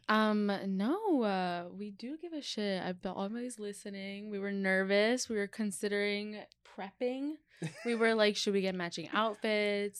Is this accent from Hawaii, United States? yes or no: no; New York, United States; I grew up in New York, and my parents worked a lot